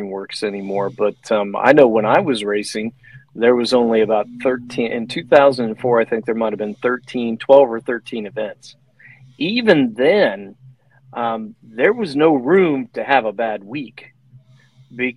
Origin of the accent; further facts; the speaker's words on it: Ohio, United States; when I was from Ohio, which is where I'm at.